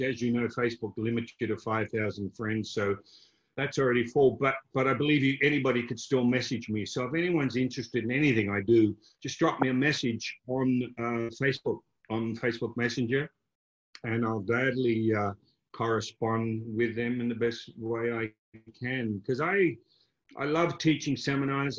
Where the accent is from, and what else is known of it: Melbourne, Victoria, Australia; born or raised there